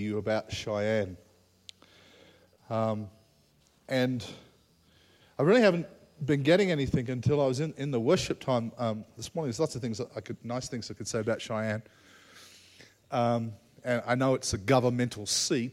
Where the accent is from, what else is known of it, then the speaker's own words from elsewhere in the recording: Australia; As an Australian, Australians tend to say it as it is, pretty straight